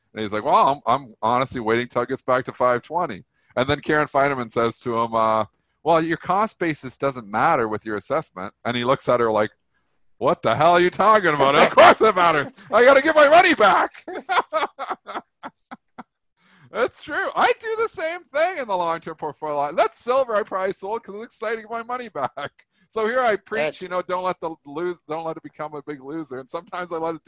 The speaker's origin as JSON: {"language": "English", "country": "Canada", "said": "I'm Canadian"}